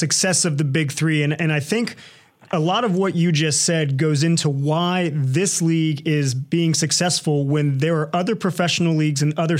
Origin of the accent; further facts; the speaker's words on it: Norfolk, Virginia, United States; I remember growing up in Norfolk in the 90s